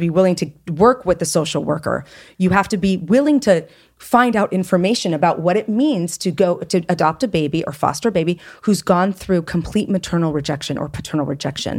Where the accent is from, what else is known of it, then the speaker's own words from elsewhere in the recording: United States; also born or lived in France; I'm very American in my thinking.